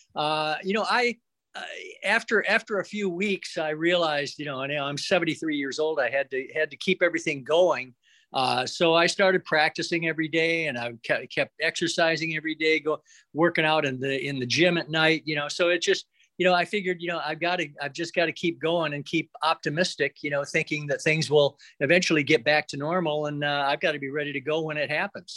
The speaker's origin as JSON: {"language": "English", "town": "Flint", "region": "Michigan", "country": "United States", "tie": "born or raised there", "moved": "yes", "lives_now": "South Florida, United States", "said": "we grew up in Flint, Michigan"}